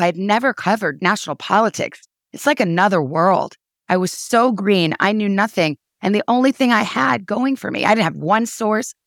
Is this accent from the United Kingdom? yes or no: no; Tucson, Arizona, United States; moved away as an adult; also born or lived in Washington; now in New York, United States; I grew up in Tucson, Arizona, went to college in my hometown.